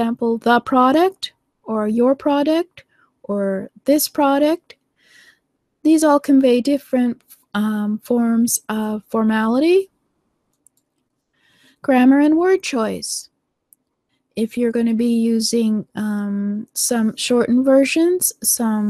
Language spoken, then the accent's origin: English; Canada; accent: Canadian; I'm from Canada. So I have certain accents and certain, well, we have a very bland accent, actually Canadians